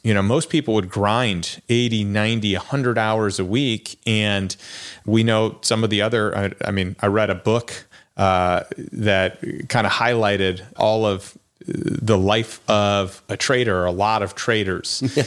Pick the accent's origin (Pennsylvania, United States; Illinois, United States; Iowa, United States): Illinois, United States; Chicago; moved away; I'm from Chicago